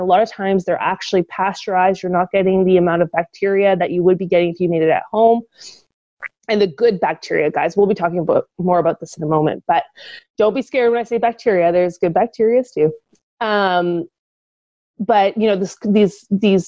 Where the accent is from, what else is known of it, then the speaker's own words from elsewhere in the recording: Ottawa, Ontario, Canada; moved away; I headed back to my hometown of Ottawa